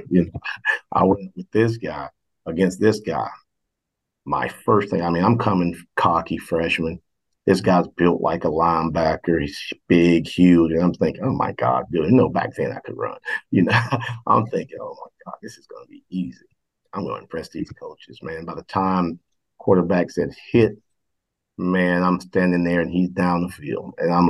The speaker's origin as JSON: {"language": "English", "town": "Shelby", "region": "North Carolina", "country": "United States", "tie": "born or raised there", "said": "I come from Shelby. Shelby is a dominant football town here in North Carolina."}